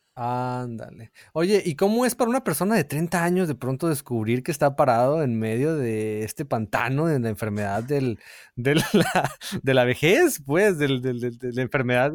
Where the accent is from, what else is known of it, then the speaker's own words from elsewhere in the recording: Hermosillo, Sonora, Mexico; moved away; cuando vivía de niño en Hermosillo